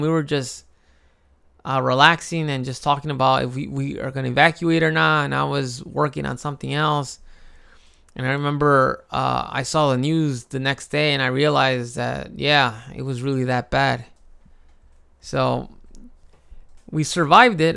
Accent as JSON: {"language": "English", "town": "Chicago", "region": "Illinois", "country": "United States", "tie": "born or raised there", "moved": "as an adult", "lives_now": "Japan", "said": "I grew up in Chicago"}